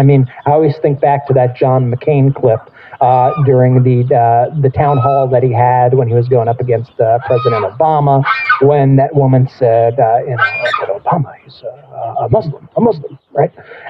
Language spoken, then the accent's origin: English; New York City, New York, United States; we're all from New York. I love New York City.